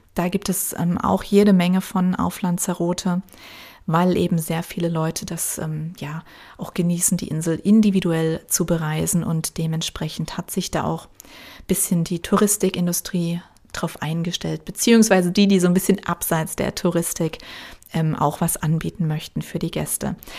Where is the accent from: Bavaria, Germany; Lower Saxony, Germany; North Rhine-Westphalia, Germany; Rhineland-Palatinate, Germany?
Rhineland-Palatinate, Germany; born or raised there; moved away